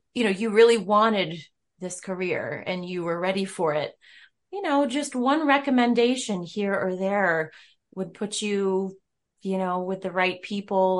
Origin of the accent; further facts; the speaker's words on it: Rochester, New York, United States; I'm from Rochester, New York